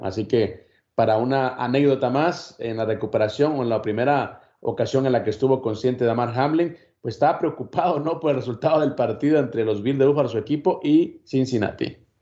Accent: Guatemala; En mi país

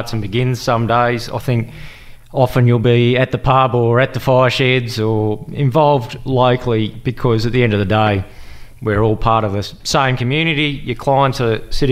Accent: Mandurah, Western Australia, Australia; moved away as an adult; also born or lived in Nhulunbuy, Northern Territory / Perth, Western Australia; now in Noorat, Australia; I left the territory sort of when I was just over two, and then moved down to WA, and we were down in Mandurah for a fair while.

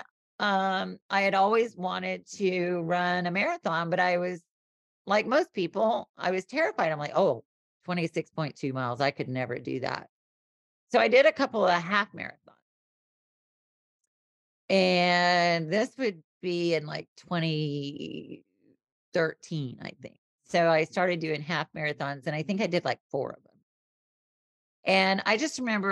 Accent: the South, United States; born or raised there

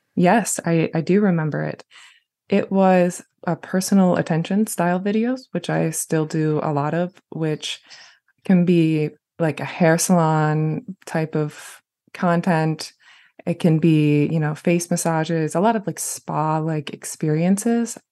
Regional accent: Jackson, Michigan, United States; my hometown of Jackson

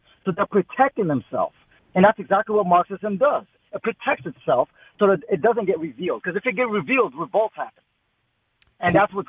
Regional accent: Russia; moved away; I grew up in Russia

